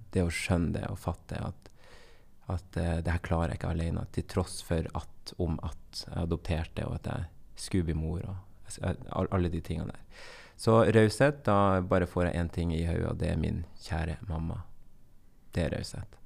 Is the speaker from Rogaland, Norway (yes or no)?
no; Bodø, Nordland, Norway; accent: Bodø dialect; also born or lived in Colombia; jeg er fra Nord-Norge, og jeg er oppvokst